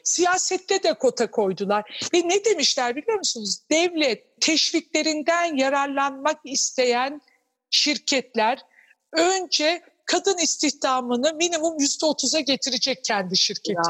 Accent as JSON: {"language": "Turkish", "region": "Anatolia", "country": "Turkey", "said": "Ben kendim de bir Anadolu kadını olduğum için"}